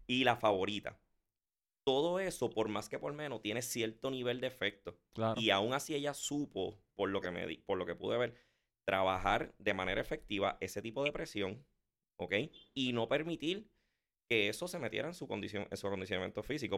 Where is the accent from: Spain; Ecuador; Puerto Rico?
Puerto Rico; yo me crié con el deporte de aquí